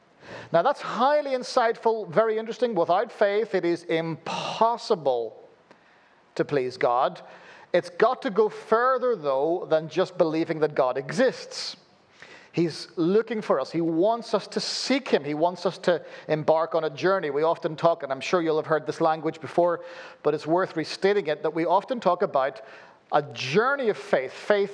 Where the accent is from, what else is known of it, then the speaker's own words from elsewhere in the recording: Belfast, Northern Ireland, United Kingdom; born there; accent: weird; Forgive my weird accent. Born in Belfast, lived all over the place, so you end up with a weird accent like this when you live that kind of nomadic existence.